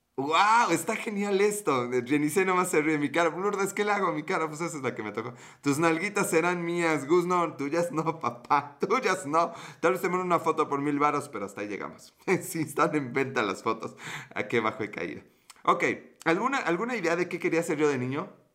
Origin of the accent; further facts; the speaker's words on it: Mexico; accent: Mexican Spanish; mi perfecto acento español de México